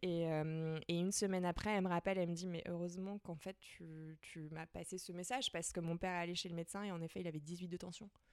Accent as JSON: {"language": "French", "town": "Nantes", "region": "Pays de la Loire", "country": "France", "tie": "born or raised there", "said": "moi j'ai grandi à Nantes"}